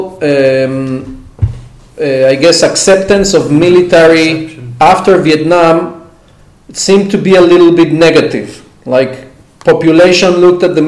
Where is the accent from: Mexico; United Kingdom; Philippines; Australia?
Mexico; now in Israel; I grew up in Mexico, so I had access to all the American media